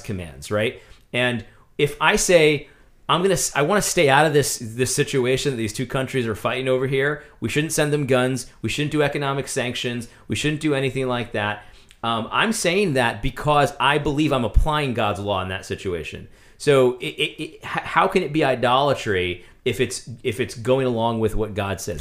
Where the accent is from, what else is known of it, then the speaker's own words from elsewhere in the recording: United States; as an American